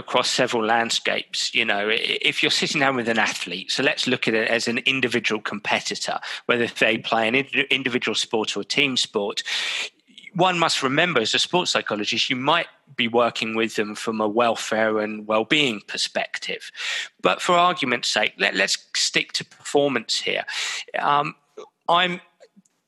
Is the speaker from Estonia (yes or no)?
no; England, United Kingdom; being English, being British